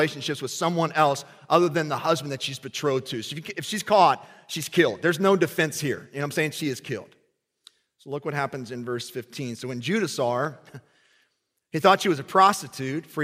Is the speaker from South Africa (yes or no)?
no; Kentucky, United States; I grew up in Kentucky